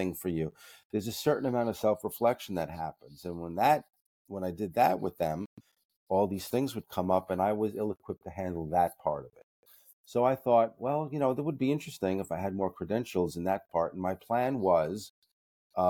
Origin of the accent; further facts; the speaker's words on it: New York City, New York, United States; I grew up in the Bronx